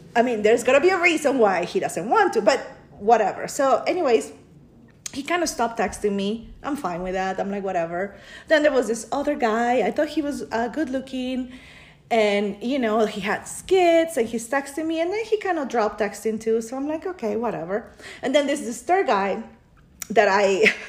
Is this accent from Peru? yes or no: yes; Peru; now in United States; I was born in Peru, but I've been living in the US since 1998.